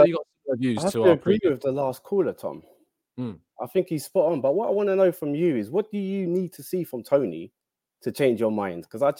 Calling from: London, United Kingdom; I'm in London, not too far.

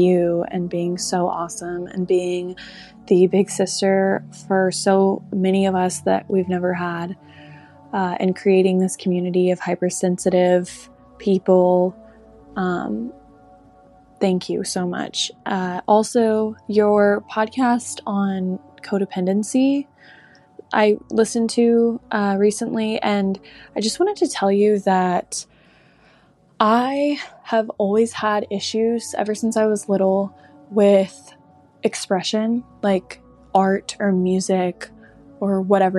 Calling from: Houston, Texas, United States; Hey, Molly. It's … I'm 20 and I'm from Houston.

